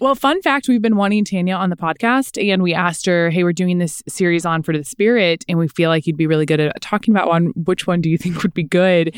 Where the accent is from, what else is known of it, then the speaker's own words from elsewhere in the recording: Kansas City, Missouri, United States; We're from Kansas City